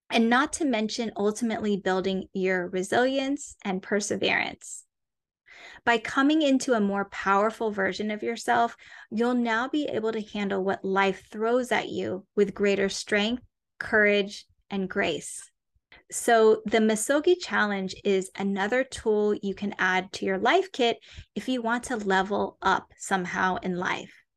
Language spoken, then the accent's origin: English; Atlanta, Georgia, United States; moved away; also born or lived in New York City; I was born and raised in the suburbs of Atlanta, Georgia